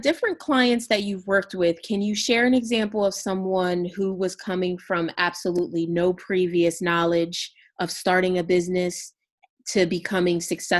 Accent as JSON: {"language": "English", "town": "Camden", "region": "New Jersey", "country": "United States", "moved": "yes", "said": "I'm originally from Camden, New Jersey, and I have been so many places."}